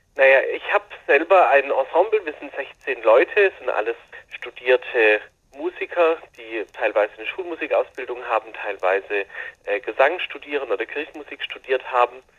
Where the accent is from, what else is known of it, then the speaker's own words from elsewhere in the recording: Baden-Württemberg, Germany; hier bei uns in Württemberg